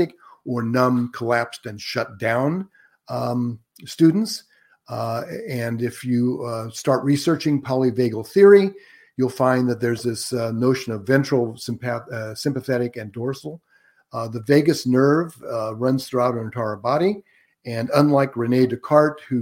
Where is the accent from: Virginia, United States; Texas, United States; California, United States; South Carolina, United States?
California, United States; Antioch; I was raised right here in Northern California, in fact, in Contra Costa County, and graduated from Antioch High School.